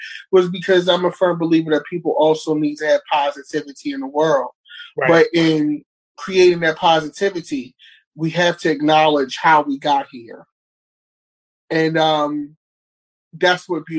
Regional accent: Baltimore, Maryland, United States; growing up in Baltimore

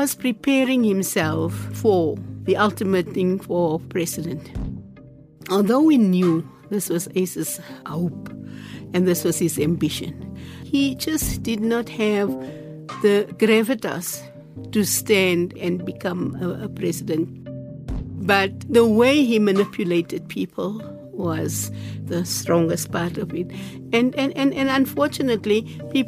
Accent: Bloemfontein, Free State, South Africa; I was born here in Bloemfontein

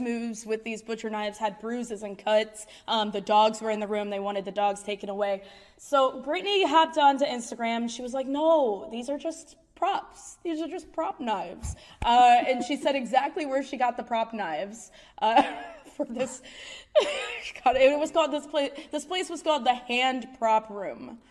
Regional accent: Ohio, United States; I'm from Ohio.

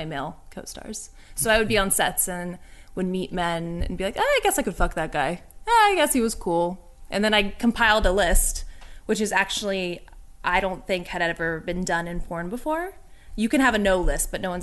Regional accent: Orange County, California, United States; moved away as an adult; now in New York, United States; I grew up in Orange County, California

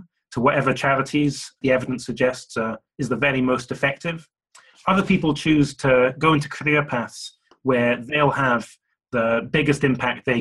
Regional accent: Glasgow, Scotland, United Kingdom; I grew up in Glasgow in Scotland.

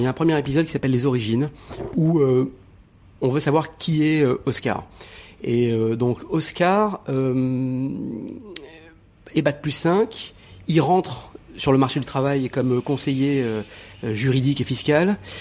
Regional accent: Morocco; je suis né au Maroc

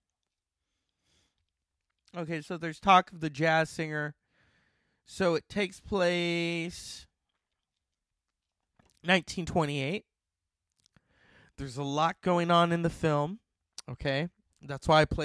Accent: United States; I'm an American

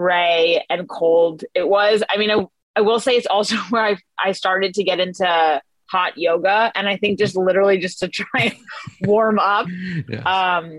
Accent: California, United States; I'm born and raised in California

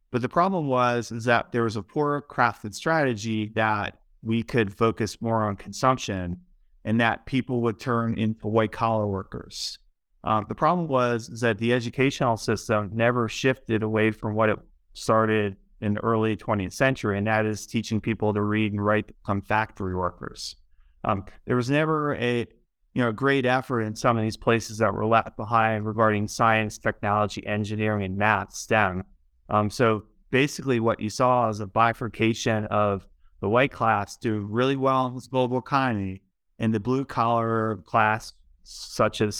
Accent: Baltimore, Maryland, United States; I, I grew up in Baltimore, and you know I lived there for a long time

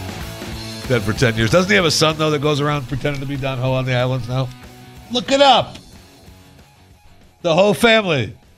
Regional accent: Saginaw, Michigan, United States; Now, let me add that I grew up in Saginaw, Michigan. Saginaw, Bay City, and Midland are the tri-cities in Michigan.

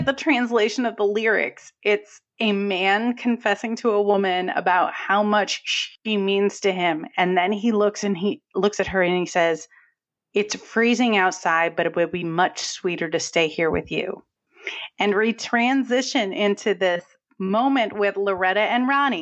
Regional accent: New England, United States; accent: New England; you'll hear my New England accent.

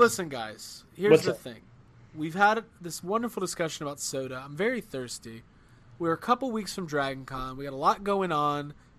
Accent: Stockbridge, Georgia, United States; I'm from Stockbridge, Georgia.

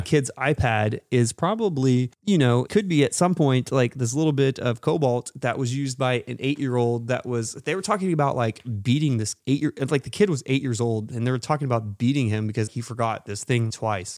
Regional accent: Texas, United States; But we're from Texas

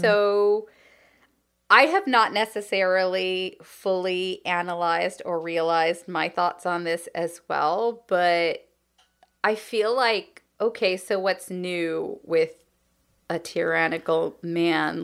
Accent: California, United States; as a Californian

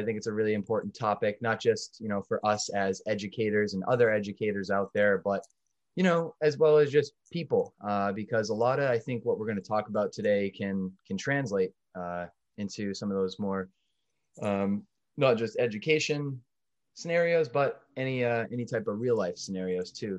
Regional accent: North Andover, Massachusetts, United States; We're both from North Andover, Massachusetts

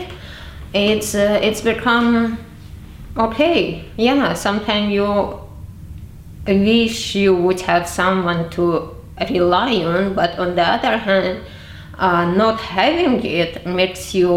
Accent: Dagestan, Russia; moved away as an adult; now in London, United Kingdom; In a part where I grew up in the Republic of Dagestan

